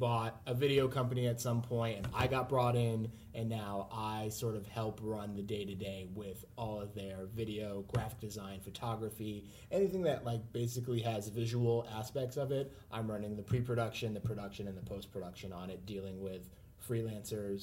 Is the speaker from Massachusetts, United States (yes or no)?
yes; Ludlow, Massachusetts, United States; moved away as an adult; now in Boston, United States; I grew up in Western Massachusetts, which is just like a region of the state, and now I live in Boston